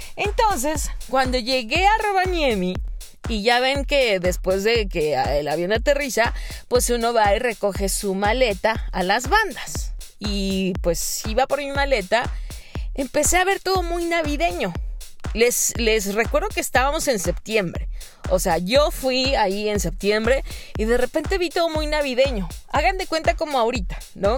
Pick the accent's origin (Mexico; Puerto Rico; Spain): Mexico; en septiembre, pues no sé, en mi país se come pozole